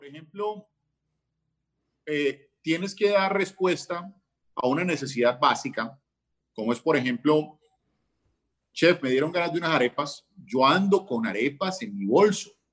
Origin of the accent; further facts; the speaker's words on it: Colombia; somos colombianos